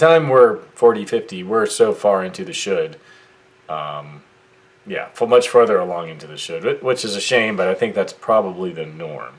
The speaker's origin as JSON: {"language": "English", "country": "United States", "tie": "born or raised there", "said": "I was born in the United States of America"}